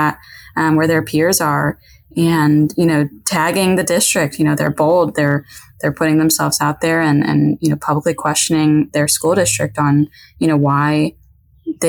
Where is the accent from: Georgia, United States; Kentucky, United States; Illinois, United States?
Illinois, United States; Chicago suburbs; moved away as an adult; now in Texas, United States; I'm from the Chicago suburbs.